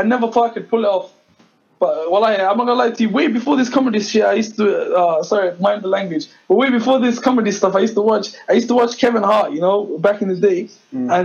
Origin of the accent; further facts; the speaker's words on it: Coventry, West Midlands, United Kingdom; I was from Coventry